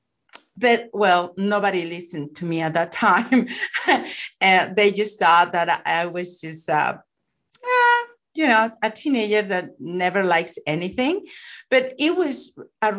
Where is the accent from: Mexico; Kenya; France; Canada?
Mexico; I'm from Mexico